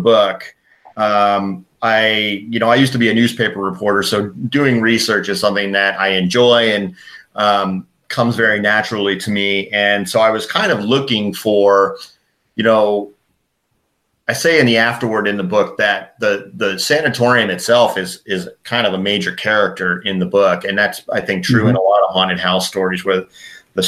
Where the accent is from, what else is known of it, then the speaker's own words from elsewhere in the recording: Connecticut, United States; I grew up on the East Coast and in Connecticut, about half an hour from New York City